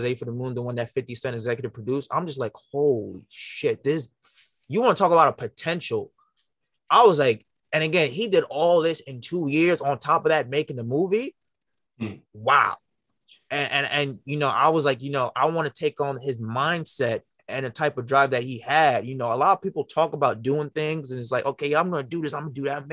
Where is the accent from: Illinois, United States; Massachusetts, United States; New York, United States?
New York, United States; New York City; now in Long Island, United States; I'm from Brooklyn as well